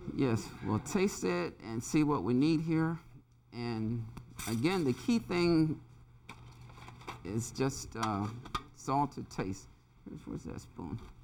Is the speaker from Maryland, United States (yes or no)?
yes; San Domingo, Maryland, United States; moved away as an adult; I'm originally from San Domingo. I was educated here in Wicomico County, attended Salisbury High School